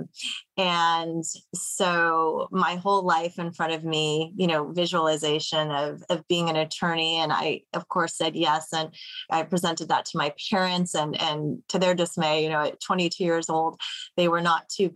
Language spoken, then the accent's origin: English; Los Angeles, California, United States; also born or lived in South Orange County, California; I grew up in a middle-class family in Chatsworth, California